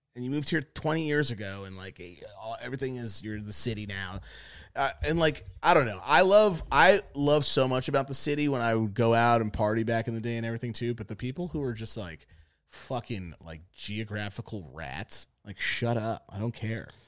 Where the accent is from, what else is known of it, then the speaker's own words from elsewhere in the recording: New York, United States; I'm from New York.